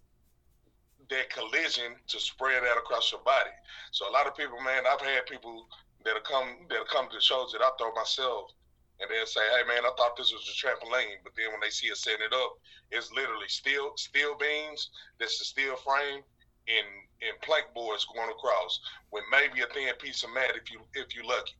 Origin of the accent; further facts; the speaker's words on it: Little Rock, Arkansas, United States; I'm from Little Rock, Arkansas